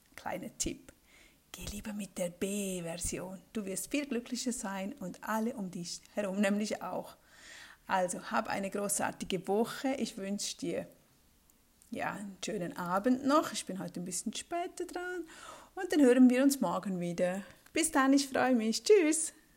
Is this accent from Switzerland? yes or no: yes; Switzerland; bei uns in der Schweiz